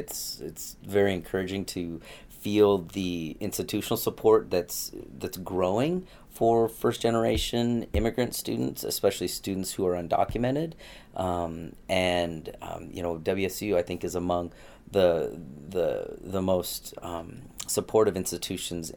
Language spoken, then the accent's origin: English; Tri-Cities, Washington, United States; also born or lived in Gig Harbor, Washington / Arizona; I actually lived in the Tri-Cities till I was 10. And then we moved in the mid-80s over to Gig Harbor, Washington